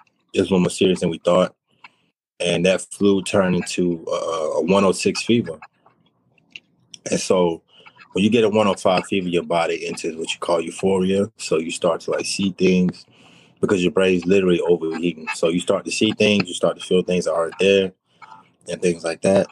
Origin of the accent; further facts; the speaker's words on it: New York City, New York, United States; now in Alabama, United States; from New York, Queens, you know what I'm saying? I moved down here to Alabama.